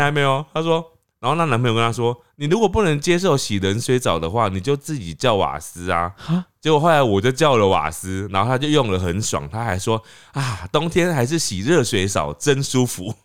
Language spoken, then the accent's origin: Chinese; Taiwan; 我们台湾人去香港的时候